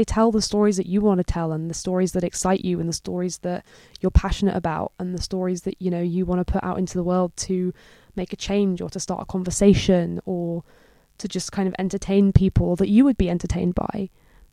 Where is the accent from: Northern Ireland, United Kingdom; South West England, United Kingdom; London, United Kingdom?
London, United Kingdom; also born or lived in New York; I grew up in London, so I've been here my whole life.